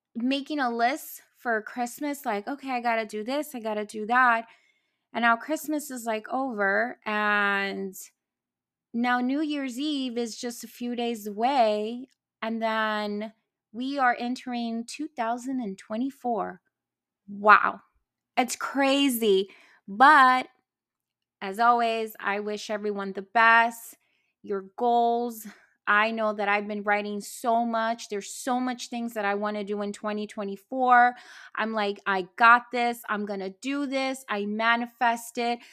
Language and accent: English; New York City, New York, United States; also born or lived in New Jersey; I was born in Jersey, Brooklyn girl, parents live in Boston